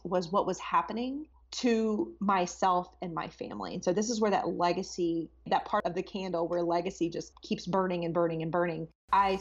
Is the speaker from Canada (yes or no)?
no; Texas, United States; moved away as an adult; I'm originally from Texas, so it was a nice place to come back home to.